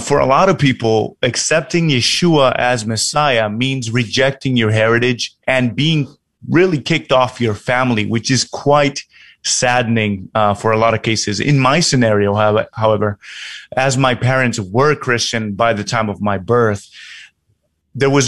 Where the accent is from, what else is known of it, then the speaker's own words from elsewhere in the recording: New York, United States; now in Tokyo, Japan; Originally, I'm from New York. Right now, I'm actually living in Tokyo